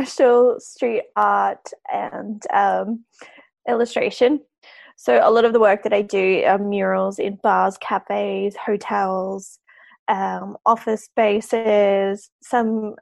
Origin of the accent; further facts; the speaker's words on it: Australia; moved away as an adult; also born or lived in Holland; now in Belfast, United Kingdom; I'm Australian. I actually came over to Belfast just over 2 years